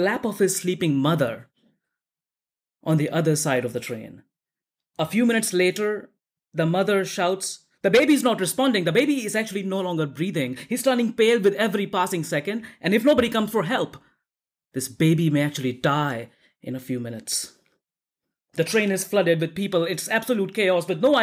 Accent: Delhi, India; In Delhi, in India, my hometown

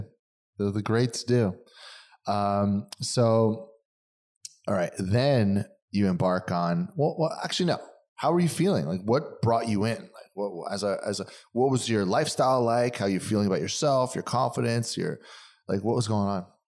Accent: East Coast, United States; moved away as an adult; now in California, United States; I'm East Coast guy

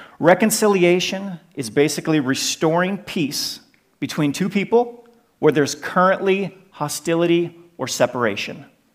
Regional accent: United States; You can probably tell from my accent that we're originally from the United States, but we've been living in Europe for over 10 years

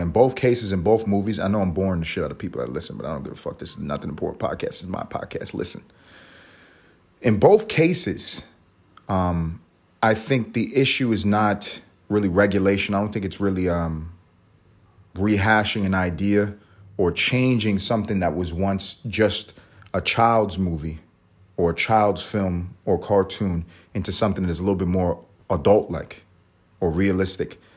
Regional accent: United States; We're American

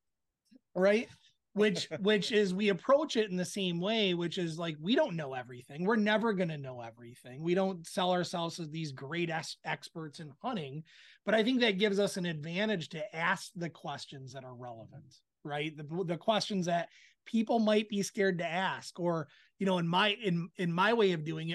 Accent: Michigan, United States; We're from Michigan.

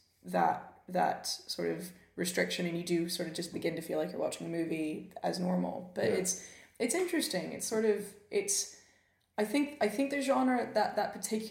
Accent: Memphis, Tennessee, United States; now in United Kingdom; I grew up in Memphis, Tennessee

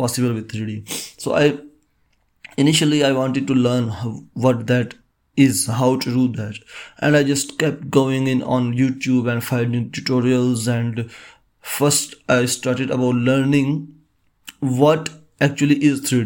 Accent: Pakistan; I am from Pakistan

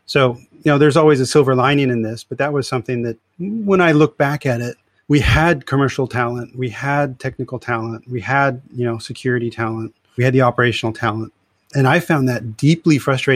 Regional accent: California, United States; moved away as an adult; also born or lived in Europe; I'm originally from California

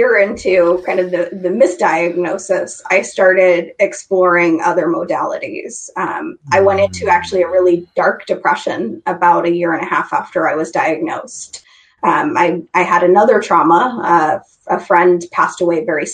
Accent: Idaho, United States; I grew up in Idaho. I grew up in a small town

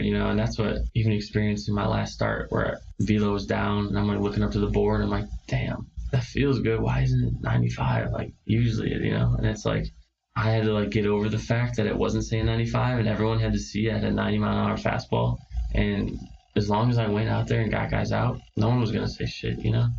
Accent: Chicago, Illinois, United States; moved away as an adult; going back to Chicago and seeing all the hometown fans

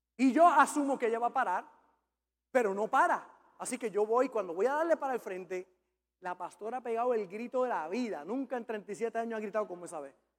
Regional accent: Puerto Rico; yo como buen macho puertorriqueño

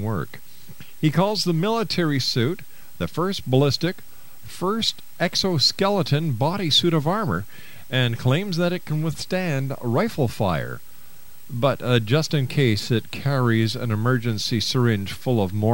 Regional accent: Canada; I'm a Canadian. I'm a proud Canadian

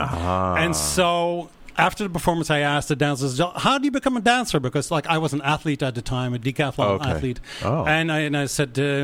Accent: Netherlands; moved away as an adult; I grew up in Holland. And came here 25 years ago to pursue a dance career

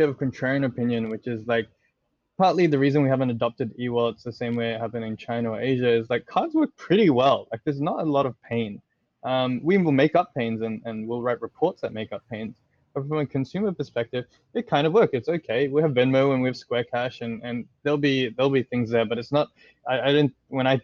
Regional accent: Australia; also born or lived in Indonesia; I'm Australian

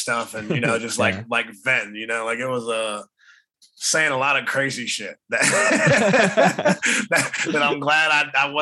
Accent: Columbus, Ohio, United States; born or raised there; also born or lived in Chester, Pennsylvania / Washington, District of Columbia, United States

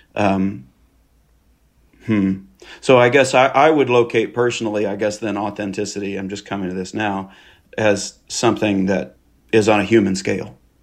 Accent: Kansas, United States; moved away as an adult; now in Arkansas, United States; I was born and raised in Kansas

